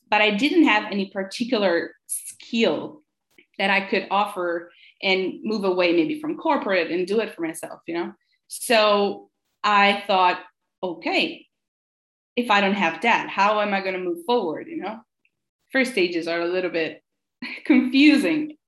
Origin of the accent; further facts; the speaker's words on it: Italy; English is a second language; moved away as an adult; also born or lived in San Francisco, United States; I'm from Italy, so I moved back to Italy